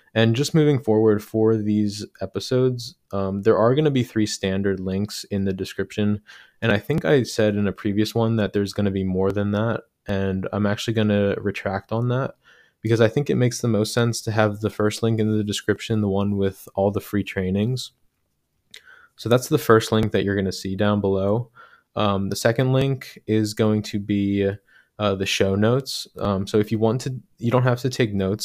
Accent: Medford, New Jersey, United States; now in Philadelphia, United States; I grew up in Medford, New Jersey

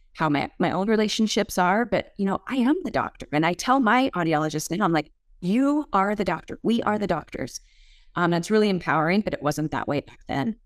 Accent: Moscow, Idaho, United States; moved away; I grew up in Moscow, Idaho.

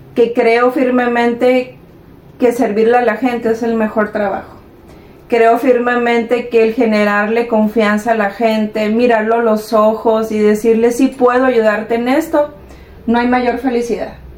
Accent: El Carrizo, Sinaloa, Mexico; al carrizo, mi tierra

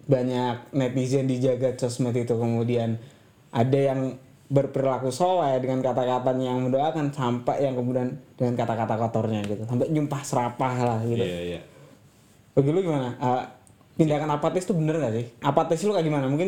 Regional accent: East Java, Indonesia; kalau gue dari Jawa Timur nih

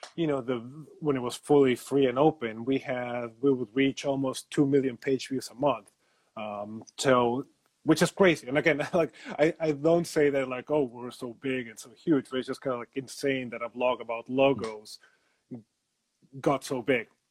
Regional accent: Mexico City, Mexico; I am originally from Mexico City.

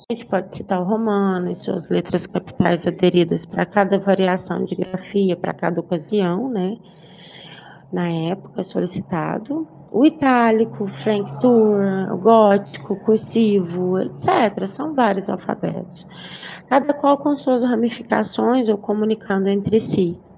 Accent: Uberaba, Minas Gerais, Brazil; also born or lived in Goiânia, Brazil; Eu retornei a Uberaba, que é a minha cidade natal, né, em 2011

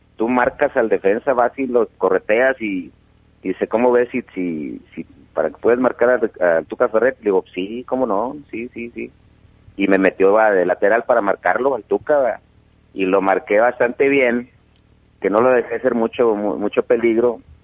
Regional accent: Monterrey, Nuevo León, Mexico; Yo soy de Monterrey

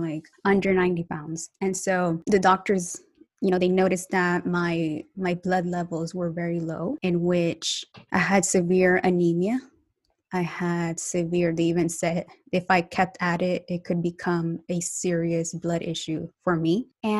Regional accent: United States; also born or lived in Colombia; now in Atlanta, United States; was raised in the United States

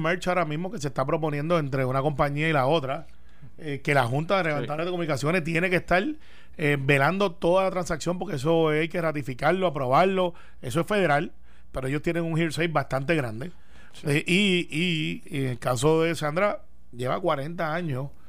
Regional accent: Puerto Rico; Criado en Cantagallo

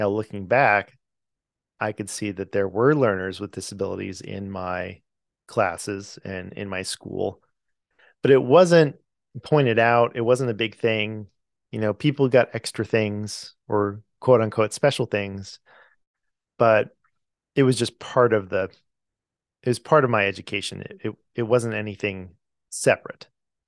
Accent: California, United States; lives in California, which is where I'm from. I come from California.

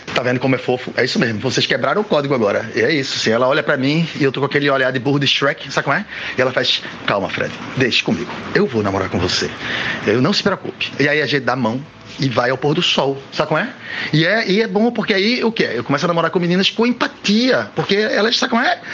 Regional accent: Recife, Pernambuco, Brazil; eu nasci em Recife

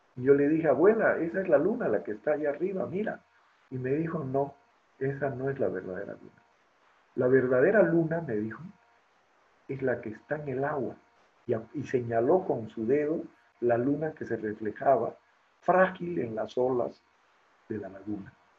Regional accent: La Paz, Bolivia; also born or lived in Santa Ana del Yacuma, Beni, Bolivia; me crié en la ciudad de La Paz, la ciudad de La Paz me crió más bien a mí

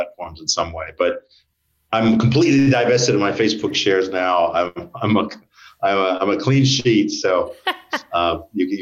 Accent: United States; moved away as an adult; now in Australia; I'm American, but I've been here for like 25 years

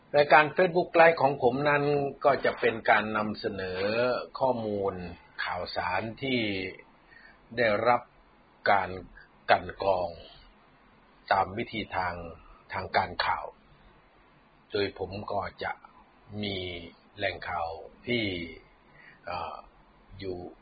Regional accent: Thailand; เราคนไทย

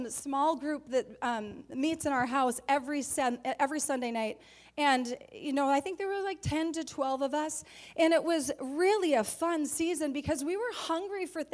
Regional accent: Staples, United States; We're from Staples, little town of 3,000

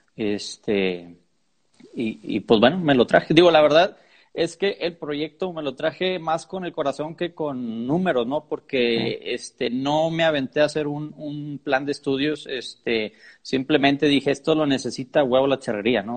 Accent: Monterrey, Nuevo León, Mexico; De Monterrey, soy de Monterrey.

